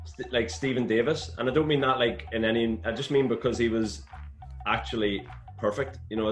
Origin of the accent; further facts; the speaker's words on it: Northern Ireland, United Kingdom; I am from Northern Ireland.